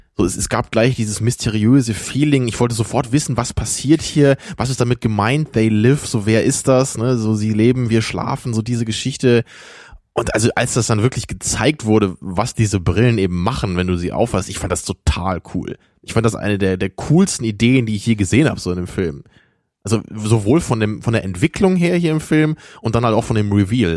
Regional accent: Rotenburg, Lower Saxony, Germany; moved away; ich komme ja aus Rotenburg, Wimmel

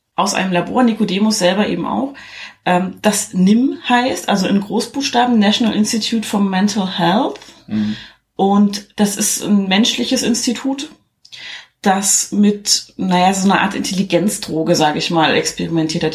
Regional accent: East Germany, Germany; Weil ich komme aus dem Osten

